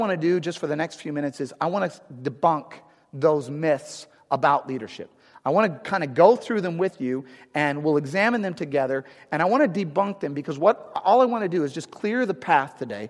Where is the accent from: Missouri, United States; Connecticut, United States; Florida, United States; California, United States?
Missouri, United States; St. Louis; moved away as an adult; also born or lived in Arizona; now in St. Louis, United States; I'm from St. Louis originally, but I live in Arizona, but I want to get back